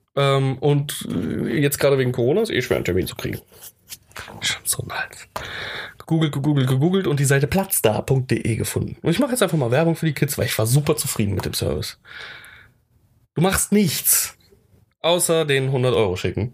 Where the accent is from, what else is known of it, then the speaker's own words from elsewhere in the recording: Germany; als Deutscher